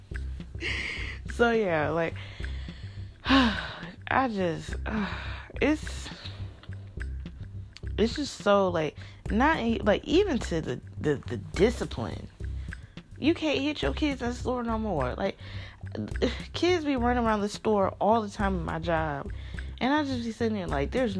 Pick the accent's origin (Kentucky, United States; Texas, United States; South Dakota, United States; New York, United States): Kentucky, United States; now in Mississippi, United States; originally I'm from Kentucky